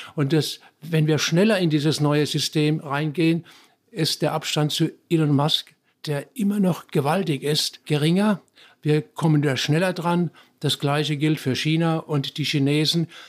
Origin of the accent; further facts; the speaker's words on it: Germany; now in Bochum, Germany; bei uns in Deutschland